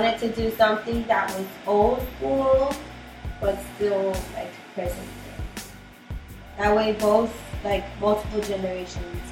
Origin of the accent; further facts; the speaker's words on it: Miami, Florida, United States; I grew up in Miami for most of my life